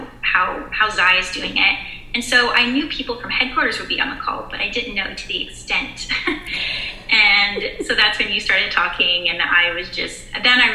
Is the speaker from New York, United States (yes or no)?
no; Dallas, Texas, United States; moved away as an adult; now in Norman, United States; I'm from Dallas and I go to OU in Norman, Oklahoma